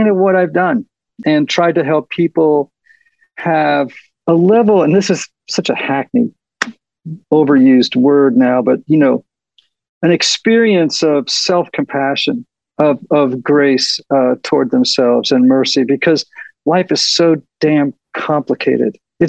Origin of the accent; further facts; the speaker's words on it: Nashville, Tennessee, United States; we're from Nashville